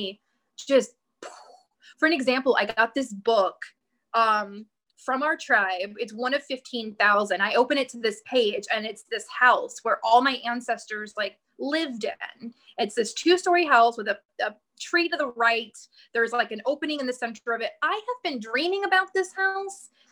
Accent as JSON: {"language": "English", "area": "Bible Belt", "region": "the South", "country": "United States", "said": "I am from the South. I am from the Bible Belt of America"}